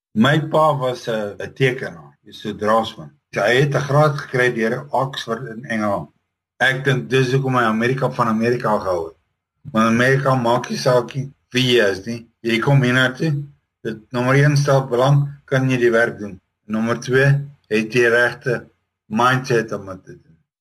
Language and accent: Afrikaans; Roodepoort, Gauteng, South Africa; moved away as an adult; also born or lived in Paarl area (garbled 'Paarlborg'); now in United States; Ek sê ek het in Paarlborg groot geword, maar eintlik in Johannesburg, Roodepoort area.